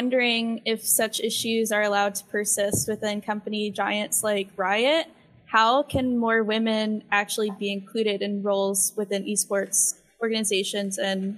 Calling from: Austin, Texas, United States; Austin, Texas.

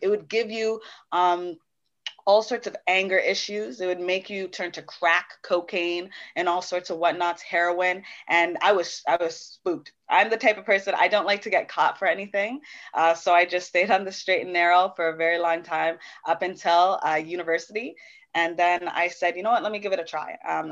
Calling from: Brampton, Ontario, Canada; I'm coming from Brampton, Ontario. Big ups, big ups.

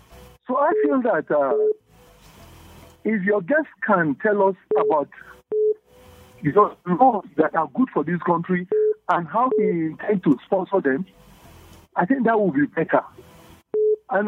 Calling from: Zaramaganda, Plateau, Nigeria; I'm calling you from Zaramaganda.

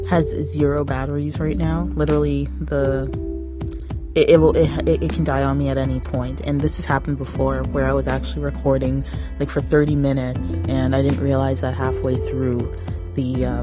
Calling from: Toronto, Ontario, Canada; I am coming from the Toronto area

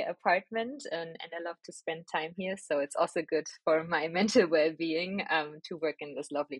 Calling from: Berlin, Germany; I'm joining you from my beautiful home office in the beautiful city of Berlin.

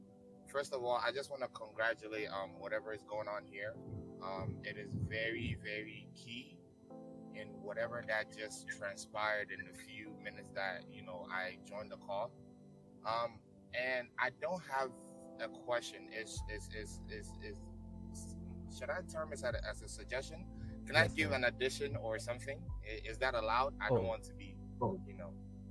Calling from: Virginia, United States; I'm calling from Virginia in the United States.

